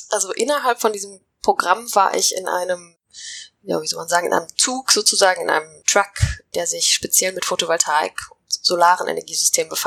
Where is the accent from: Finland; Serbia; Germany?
Finland; also born or lived in Ecuador; Also ich bin tatsächlich in Finnland aufgewachsen, habe dann eine Zeit lang